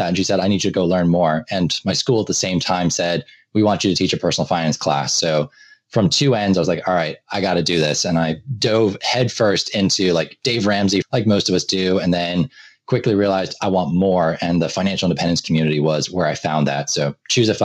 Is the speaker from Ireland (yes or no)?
yes; Ireland; moved away as an adult; also born or lived in Boston, United States; now in United States; I came from Ireland. So I did my high school and undergraduate education in Ireland, moved to the U.S.